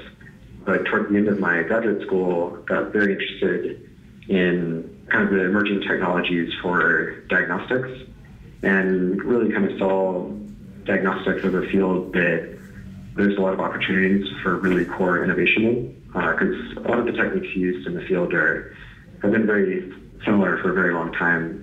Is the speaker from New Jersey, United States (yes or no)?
no; Georgia, United States; moved away as an adult; also born or lived in Princeton / Stanford; originally I'm from Georgia, and in Georgia for the first 18 years of my life